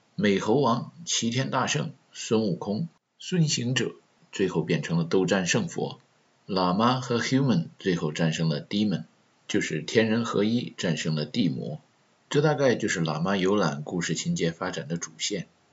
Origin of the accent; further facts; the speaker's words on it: China; moved away; 作为中国人